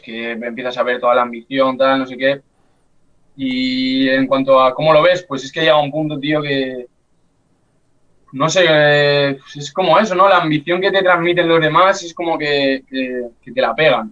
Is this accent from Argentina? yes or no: no; Guadalajara, Castilla-La Mancha, Spain; Yo en verdad no soy de Alcalá, soy de Guadalajara